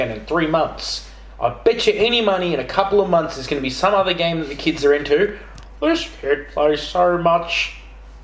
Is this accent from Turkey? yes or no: no; Australia; We're Australian